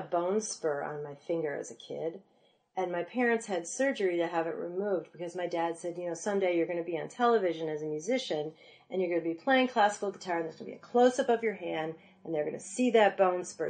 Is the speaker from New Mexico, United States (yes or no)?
no; North Shore of Chicago, Illinois, United States; I'm from the North Shore of Chicago.